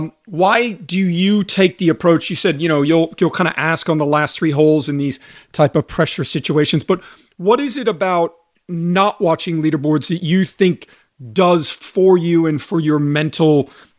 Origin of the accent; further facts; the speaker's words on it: Houston, Texas, United States; I grew up in Houston, Texas. Let's go.